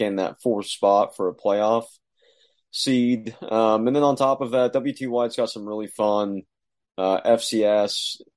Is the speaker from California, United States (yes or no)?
no; Highland Park, Texas, United States; a buddy that I grew up with here in Highland Park